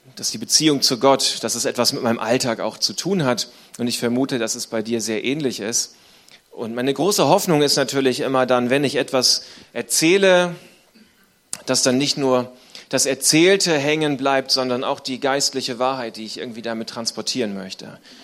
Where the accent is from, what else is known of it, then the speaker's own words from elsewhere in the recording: Northern Germany, Germany; Ich komme aus dem Norden von Deutschland.